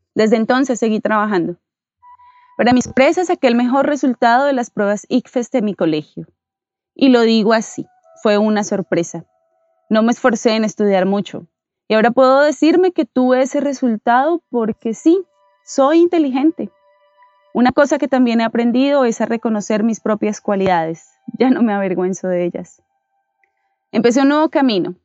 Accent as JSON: {"language": "Spanish", "region": "Bogotá", "country": "Colombia", "tie": "born or raised there", "said": "Soy bogotana y como llegué a Usme a los ocho años, me considero usmeña"}